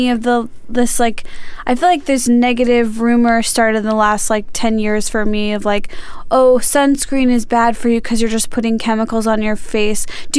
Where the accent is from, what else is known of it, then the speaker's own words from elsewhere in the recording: Illinois, United States; now in Los Angeles, United States; I moved to LA, because I'm originally from Illinois